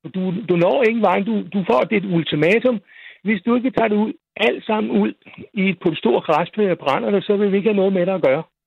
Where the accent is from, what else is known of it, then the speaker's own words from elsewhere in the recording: Roskilde, Zealand, Denmark; also born or lived in Frederiksberg; now in near Holbæk, Denmark; der, hvor jeg kommer fra, altså vokser op i Roskilde